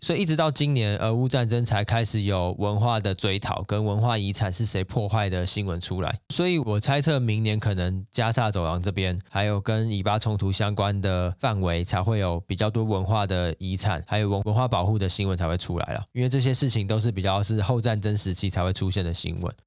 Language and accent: Chinese; Taiwan; 我们是台湾人，我们不是好莱坞人嘛